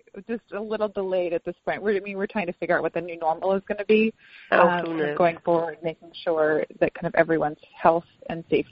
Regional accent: South Florida, United States; also born or lived in California; now in Nashville, United States; I'm originally from South Florida

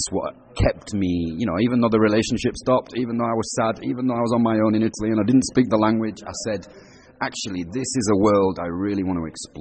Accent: Huddersfield, Yorkshire and the Humber, United Kingdom; I grew up in Huddersfield. I lived in a pub

